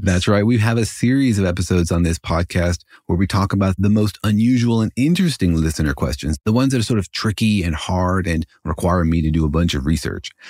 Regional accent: United States; I'm an American

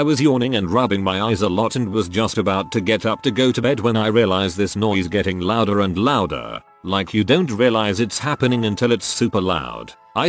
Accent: England, United Kingdom; I'm English and so used to 220 watt outlets which do everything twice as fast

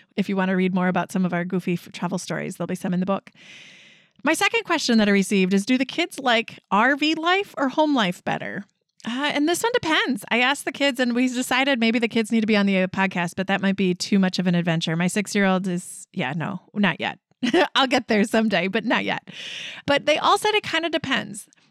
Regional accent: Wisconsin, United States; we're from Wisconsin

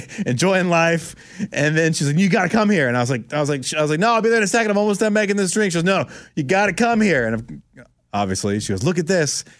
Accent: Orlando, Florida, United States; I grew up in Orlando, Florida

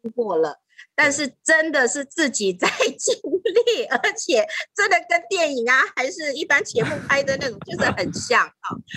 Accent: Taiwan; moved away as an adult; now in Thailand; 我本身应该是华人，所以虽然我在泰国出生，可是呢，在我成长的过程的当中，我没有 有在参与在泰国或者在泰国成长，我的成长当中反而是在台湾成长

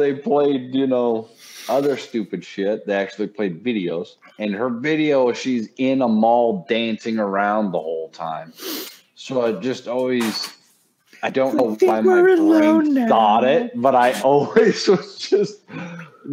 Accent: Fort Collins, Colorado, United States; I grew up in Fort Collins, Colorado

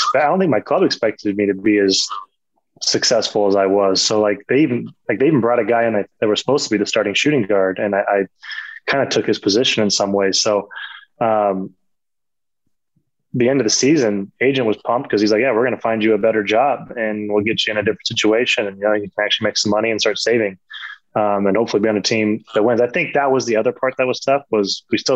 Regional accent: California, United States; moved away as an adult; for a California kid

